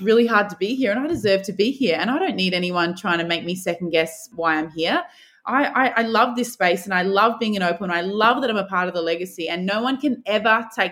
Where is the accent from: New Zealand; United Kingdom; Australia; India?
Australia; Adelaide, South Australia; I grew up in Adelaide